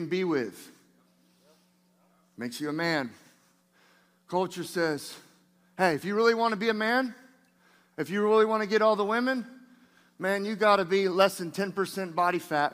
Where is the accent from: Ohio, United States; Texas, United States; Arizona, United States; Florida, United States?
Florida, United States; Niceville; Niceville, that's where I'm from. Niceville, not Nashville, Niceville, Florida, outside of Destin.